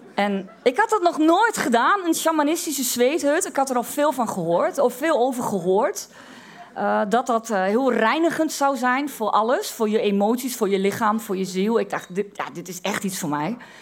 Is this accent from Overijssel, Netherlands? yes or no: yes; Twente, Overijssel, Netherlands; omdat ik uit Twente kom.